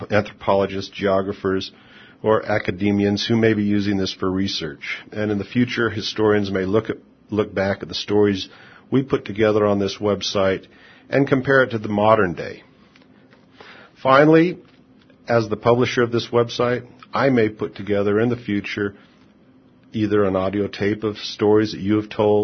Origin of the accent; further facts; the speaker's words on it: United States; I'm from America, the United States.